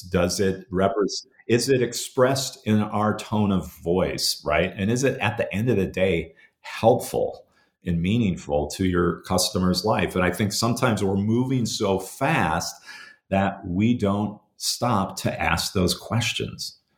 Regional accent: Minnesota, United States; growing up, uh, in, in Minnesota in the seventies and, and eighties

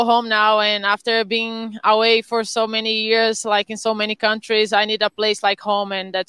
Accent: Brazil; moved away as an adult; now in Orlando, United States; I'm used to this weather where I'm from Brazil. It's almost like here

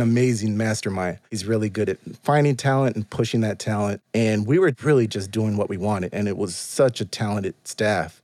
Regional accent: Pomona, California, United States; moved away as an adult; also born or lived in Los Angeles; now in Charlotte, United States; I am from the Inland Empire

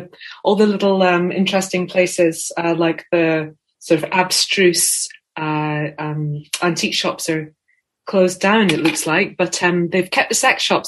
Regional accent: Scotland, United Kingdom; I'm from Scotland.

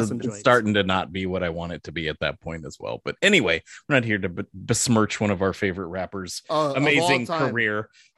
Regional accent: San Jose, California, United States; we're from San Jose

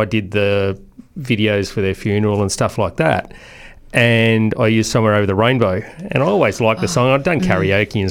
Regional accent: Blue Mountains, New South Wales, Australia; I grew up in the Blue Mountains with my grandparents and stuff like that.

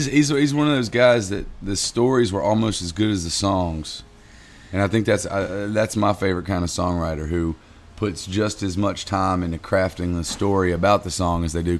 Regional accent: Reidsville, North Carolina, United States; now in Raleigh, United States; Reidsville, North Carolina. Yeah, I lived the first 18 years of my life born and raised in Reidsville, and then moved to Raleigh, North Carolina for college and never left. I've been there for 20 years now

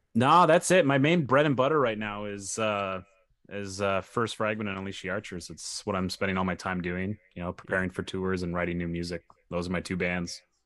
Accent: Saskatchewan, Canada; now in Ontario, Canada; so I grew up in Saskatchewan

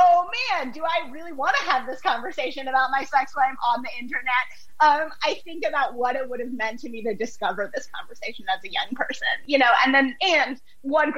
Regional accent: United States; I'm American

